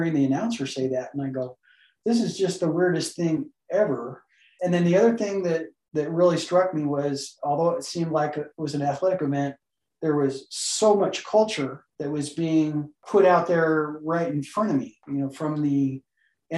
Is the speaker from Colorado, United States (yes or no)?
no; Southern California, United States; moved away as an adult; also born or lived in Navajo Reservation; I grew up in Southern California